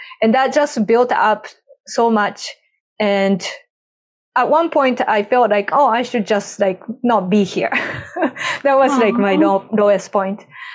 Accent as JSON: {"language": "English", "country": "Japan", "tie": "born or raised there", "moved": "yes", "said": "I grew up in Japan"}